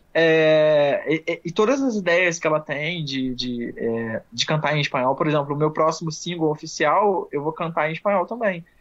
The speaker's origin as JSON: {"language": "Portuguese", "town": "Nova Friburgo", "region": "Rio de Janeiro", "country": "Brazil", "said": "eu sou de Friburgo, do Rio de Janeiro, do interior, região serrana do Rio de Janeiro"}